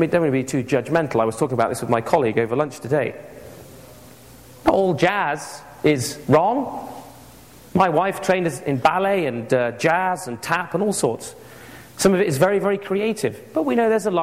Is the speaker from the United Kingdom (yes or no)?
yes; England, United Kingdom; I grew up with it in England